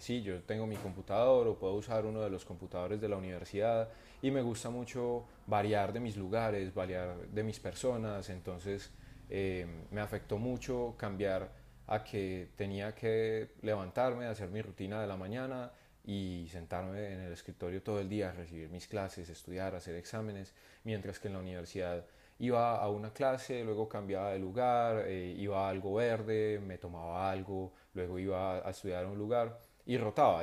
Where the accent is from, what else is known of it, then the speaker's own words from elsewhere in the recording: Medellín, Antioquia, Colombia; moved away as an adult; also born or lived in Bogotá; yo no soy de Bogotá también, entonces estoy fuera, estoy en Medellín y donde viven mis padres